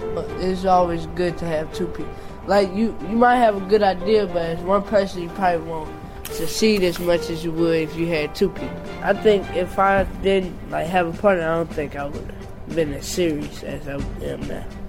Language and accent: English; Atlanta, Georgia, United States; now in St. Louis, United States; I'm born from Atlanta, originally Atlanta, Georgia